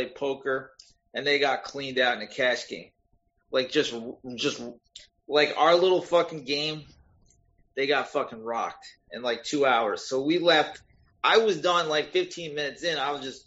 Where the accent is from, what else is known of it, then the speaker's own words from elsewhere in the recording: Woodstock, New York, United States; moved away as an adult; also born or lived in Brooklyn, New York / Los Angeles, California; I grew up in Woodstock, New York, which is about 2 hours from New York City.